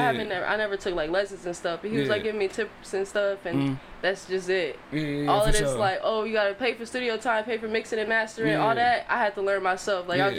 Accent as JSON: {"language": "English", "town": "Belleville", "region": "Michigan", "country": "United States", "tie": "born or raised there"}